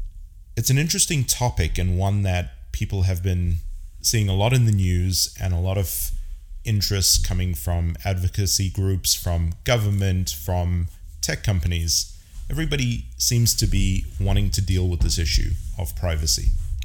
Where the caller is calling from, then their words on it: San Francisco, California, United States; I am casting from San Francisco, California.